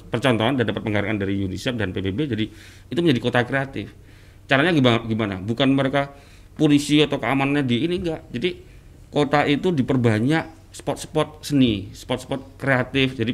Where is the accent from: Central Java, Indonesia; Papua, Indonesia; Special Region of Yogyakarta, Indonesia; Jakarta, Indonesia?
Special Region of Yogyakarta, Indonesia; Yogyakarta; Kemudian saya juga dari Jogja